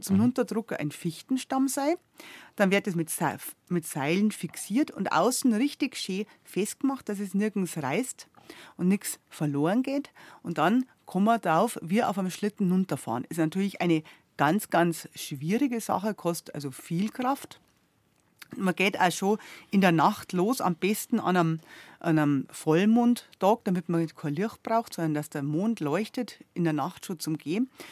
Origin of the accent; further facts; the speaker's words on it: Southern Germany, Germany; bei uns in Süddeutschland